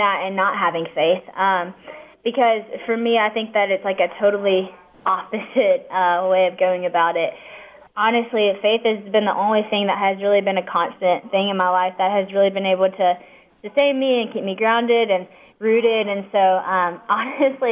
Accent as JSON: {"language": "English", "town": "West Monroe", "region": "Louisiana", "country": "United States", "said": "I am actually from West Monroe, Louisiana"}